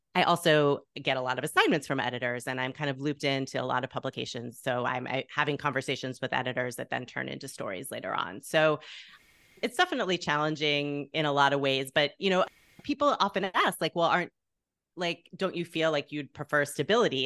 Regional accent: Plano, Texas, United States; moved away as an adult; also born or lived in Waco, Texas / Evanston, Illinois; now in Chicago, United States; my hometown newspaper, the Plano Star Courier

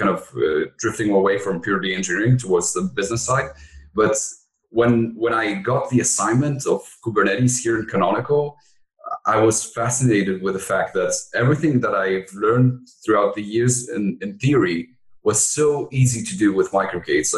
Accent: Athens, Attica, Greece; moved away as an adult; now in France; I was born and raised in Greece, in Athens, and my mother was French

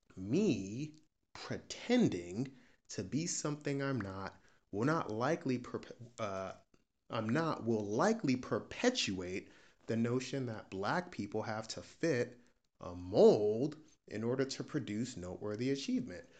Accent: United States; I'm a Nigerian American P H D student.

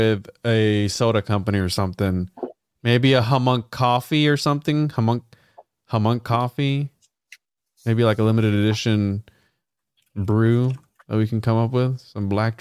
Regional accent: Puerto Rico; this is something I grew up with in Puerto Rico

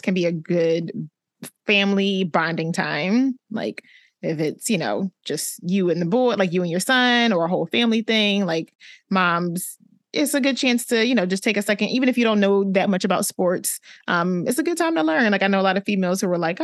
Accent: New Jersey, United States; From Jersey. And I'll quickly say South Jersey, close to Philly

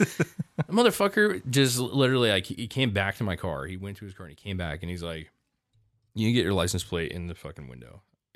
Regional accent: Washington, United States; oh, well, I'm from Washington, you know

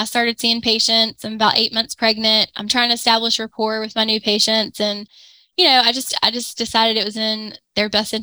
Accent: Pensacola, Florida, United States; moved away as an adult; also born or lived in Gainesville, Florida; move back to Pensacola, which is where I'm from

